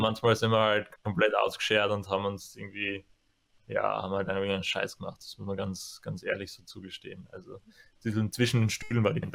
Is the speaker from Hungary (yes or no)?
no; Apfelland, Styria, Austria; now in Graz, Austria; Keine originären Grazer, sondern wir kommen ja eigentlich aus der Kürbisgegend. Ja. Eigentlich noch spezifisch aus dem Apfelland.